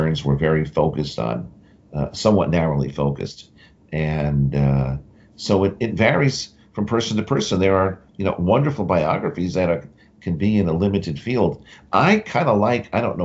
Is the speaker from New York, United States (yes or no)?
yes; Westchester, New York, United States; growing up in Westchester," which is a suburb I grew up in, north of New York City